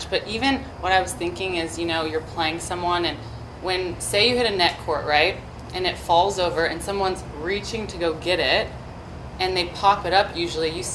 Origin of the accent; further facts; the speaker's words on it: Arizona, United States; I was actually born in Arizona, not in Parris